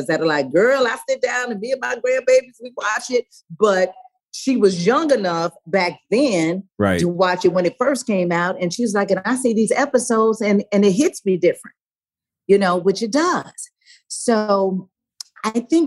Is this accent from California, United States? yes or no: yes; Los Angeles, California, United States; I grew up in South Central